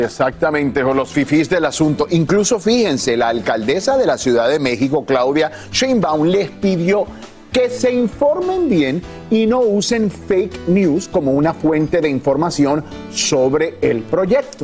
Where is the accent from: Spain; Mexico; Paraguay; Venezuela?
Venezuela